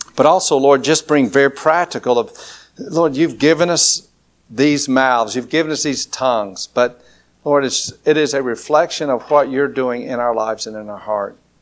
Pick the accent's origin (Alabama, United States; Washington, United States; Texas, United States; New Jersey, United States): Alabama, United States; Lower; accent: country drawl; I'm from L.A., Lower Alabama